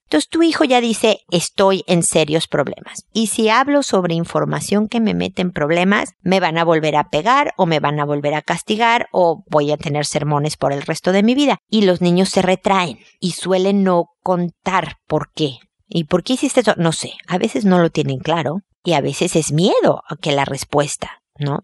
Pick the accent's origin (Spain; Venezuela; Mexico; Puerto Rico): Mexico; En mi tierra, en México